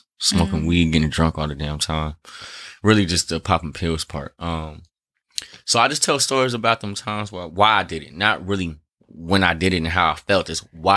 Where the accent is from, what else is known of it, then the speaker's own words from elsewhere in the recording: Long Beach, California, United States; growing up in Long Beach